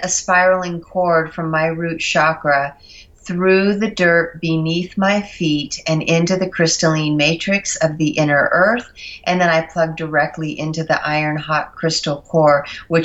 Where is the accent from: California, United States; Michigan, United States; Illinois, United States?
California, United States; Mount Shasta; growing up in the area of Mount Shasta